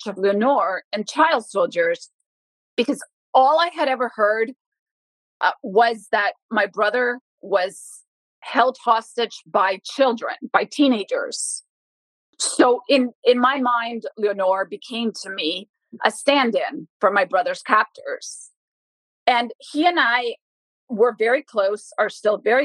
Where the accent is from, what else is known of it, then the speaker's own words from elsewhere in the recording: Bogotá, Colombia; For a woman from Bogota to gain access with my accent, I'm white, I'm blue-eyed, I have a different dialect than a woman from Putumayo